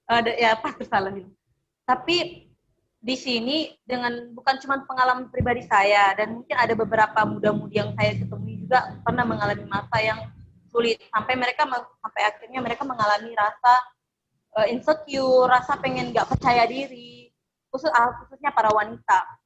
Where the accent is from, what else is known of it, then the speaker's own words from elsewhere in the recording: North Sumatra, Indonesia; now in Jember, Indonesia; Dan saya ini asalnya dari Sukunya, Sumatera Utara